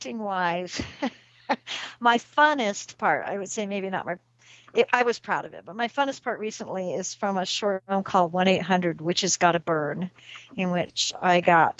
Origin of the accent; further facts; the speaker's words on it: Southwest, United States; me growing up in the Southwest